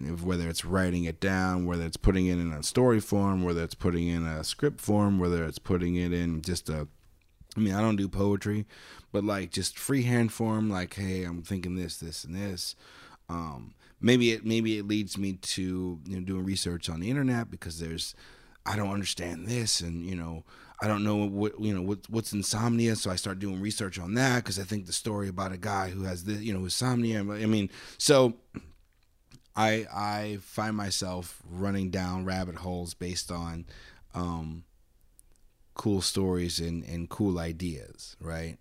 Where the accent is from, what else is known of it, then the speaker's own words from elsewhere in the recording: Arizona, United States; I grew up in Arizona.